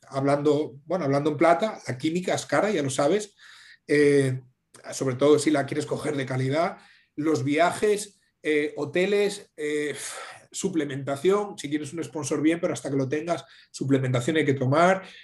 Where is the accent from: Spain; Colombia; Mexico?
Spain; Asturias